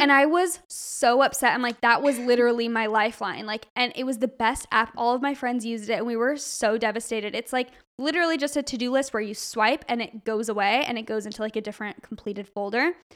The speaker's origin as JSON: {"language": "English", "region": "Arizona", "country": "United States", "moved": "yes", "lives_now": "California, United States", "said": "we're from Arizona"}